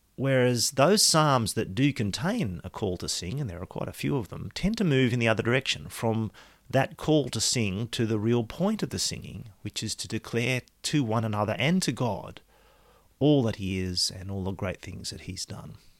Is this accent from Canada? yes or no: no; Australia; my citizenship is Australian